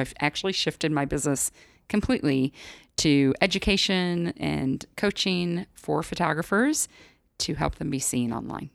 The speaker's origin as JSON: {"language": "English", "region": "Midwest", "country": "United States", "moved": "yes", "said": "I'm from the Midwest originally"}